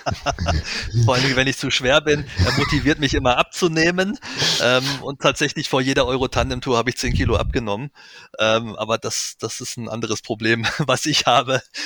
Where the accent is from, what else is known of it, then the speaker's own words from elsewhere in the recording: Weserbergland, Germany; Ich stamme aus dem Weserbergland, das ist meine Heimat.